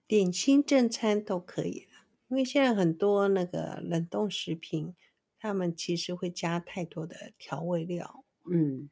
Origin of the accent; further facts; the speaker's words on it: Taiwan; 我们本省人